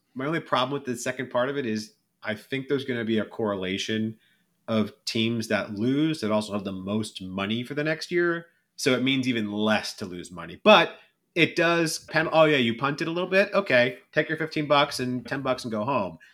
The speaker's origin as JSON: {"language": "English", "region": "California", "country": "United States", "said": "being a Californian"}